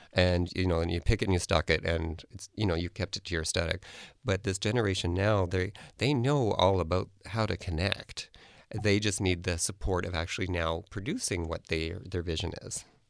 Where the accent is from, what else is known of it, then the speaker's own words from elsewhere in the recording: Canada; being a, a designer who's in Canada or a Canadian designer